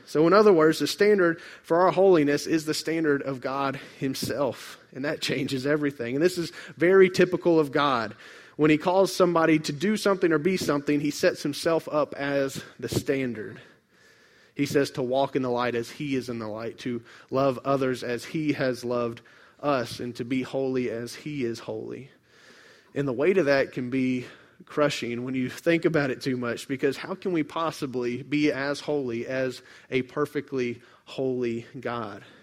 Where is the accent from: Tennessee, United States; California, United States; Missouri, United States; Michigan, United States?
Tennessee, United States; Memphis; I grew up in Memphis near the Mississippi River